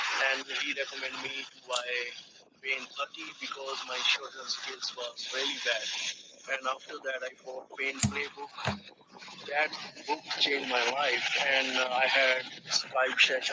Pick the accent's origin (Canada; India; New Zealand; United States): India; now in Australia; I am from India